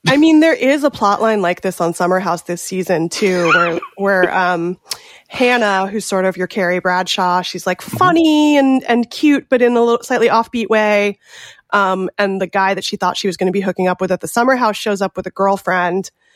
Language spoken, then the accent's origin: English; California, United States; I'm from California